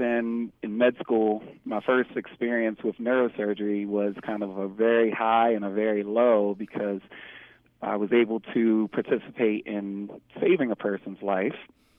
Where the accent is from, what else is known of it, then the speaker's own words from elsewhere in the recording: Baltimore, Maryland, United States; Well, growing up, I grew up in Baltimore City